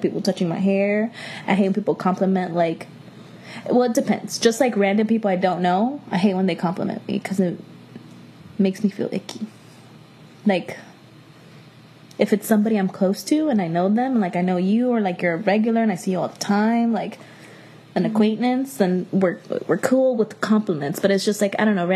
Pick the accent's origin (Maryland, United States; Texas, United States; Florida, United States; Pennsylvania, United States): Florida, United States; Miami; I'm from Miami.